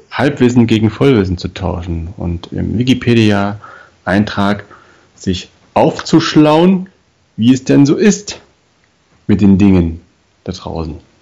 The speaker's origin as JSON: {"language": "German", "region": "East Germany", "country": "Germany", "tie": "born or raised there", "said": "Ich war zehn als die Wende. Aber man, also, hat mir, man hat mir meine Kindheit im Osten gestohlen"}